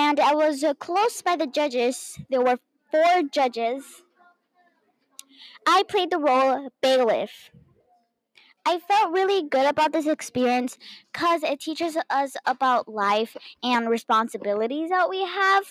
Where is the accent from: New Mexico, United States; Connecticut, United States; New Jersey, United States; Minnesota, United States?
Minnesota, United States; I am from Minnesota, but my mom and dad are both from Mexico